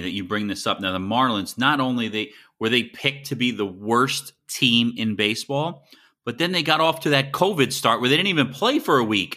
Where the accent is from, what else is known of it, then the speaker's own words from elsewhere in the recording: Miami, Florida, United States; I'm from Miami